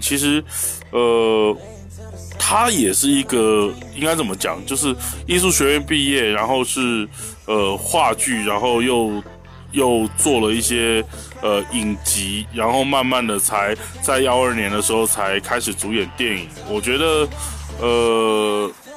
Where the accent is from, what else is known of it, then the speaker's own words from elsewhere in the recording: Taiwan; 我是来自，呃，美丽宝岛台湾的…